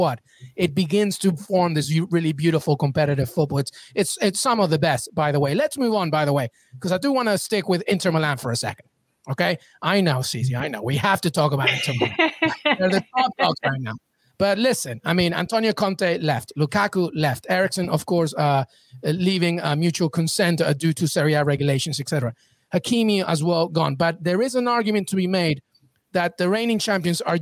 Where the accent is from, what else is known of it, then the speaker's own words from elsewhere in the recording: England, United Kingdom; I was growing up in England